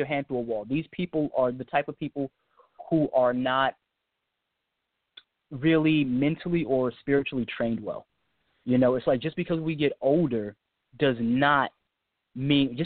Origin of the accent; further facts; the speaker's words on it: United States; I'm from the United States